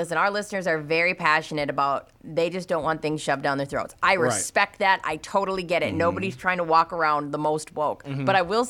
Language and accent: English; West St. Paul, Minnesota, United States; born or raised there